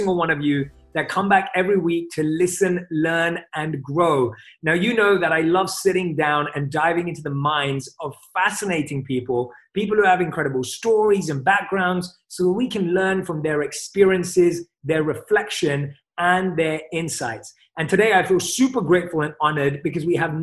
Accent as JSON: {"language": "English", "region": "London", "country": "United Kingdom", "tie": "born or raised there", "moved": "yes", "said": "London, my hometown."}